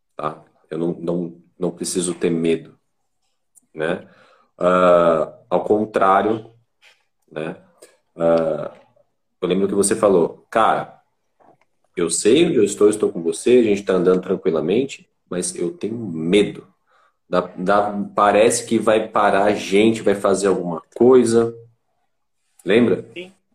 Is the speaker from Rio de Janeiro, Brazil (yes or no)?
no; Itanhaém, São Paulo, Brazil; moved away as an adult; eu era da Baixada Santista, sou de Itanhaém